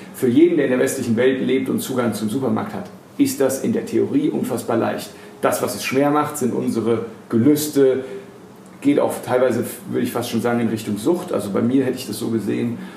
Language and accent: German; Frankfurt am Main, Hesse, Germany; Ich bin ja in Frankfurt am Main geboren und aufgewachsen